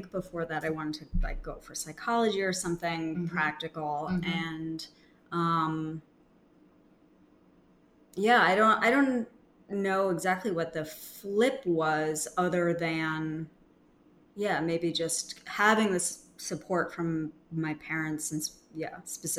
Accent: Groton, Massachusetts, United States; also born or lived in New York; I grew up in Massachusetts. I was born in New York, but I was a baby. So, I grew up in Groton, Massachusetts

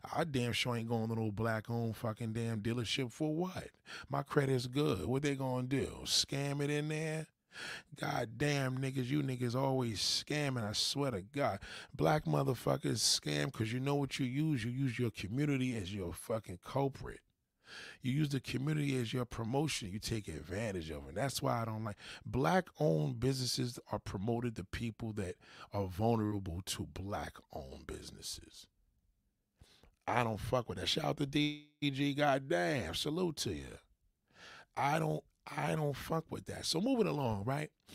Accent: New York, United States; I'm a New Yorker

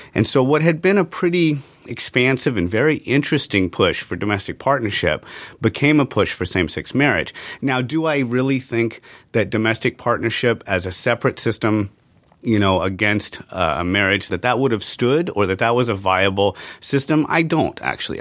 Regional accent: San Francisco Bay Area, California, United States; I grew up in the San Francisco Bay Area

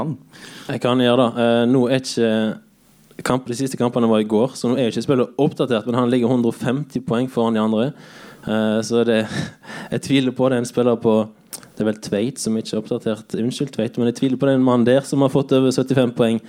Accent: Bømlo, Vestland, Norway; moved away as an adult; now in Kristiansand, Norway; er fra Bømlo

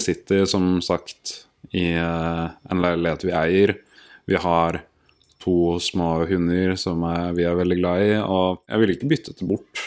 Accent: Oslo, Norway; jeg er født og oppvokst på Ekeberg her i Oslo

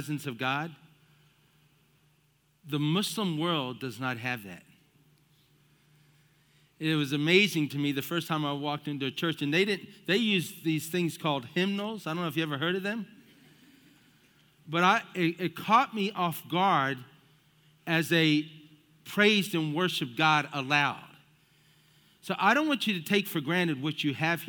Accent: United States; also born or lived in South Florida; I was the firstborn of five, and we grew up here in the United States of America

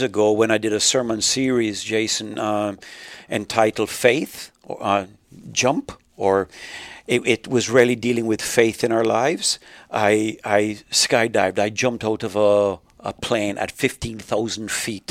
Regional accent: Jamaica; also born or lived in Canada; now in United States; I was just talking about growing up in Jamaica.

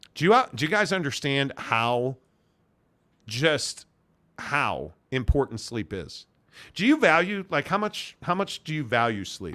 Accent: Chicago, Illinois, United States; I'm from Chicago

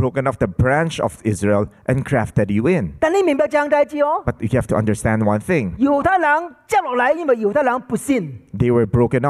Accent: Hong Kong; now in Philippines; I came from Hong Kong to the Philippines, and I've been here for 34 years.

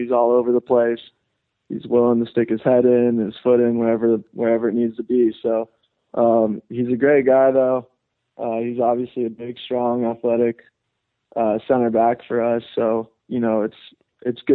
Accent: Burbank, California, United States; I grew up in Southern California here

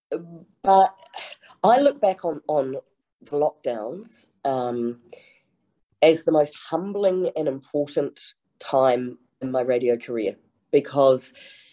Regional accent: England, United Kingdom; now in New Zealand; I'm from England, my mother's from the West Country

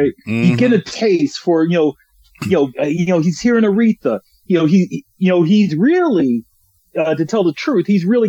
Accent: New Jersey, United States; I'm a Jersey boy

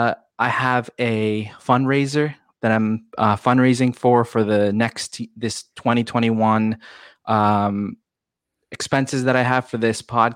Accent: United States; he is an Indian American-born Indian like myself, who grew up here in America

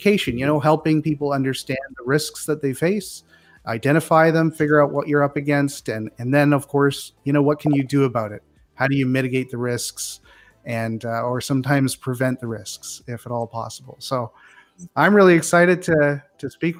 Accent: Northern Ontario, Canada; moved away; I was originally born and raised in Northern Ontario, Canada

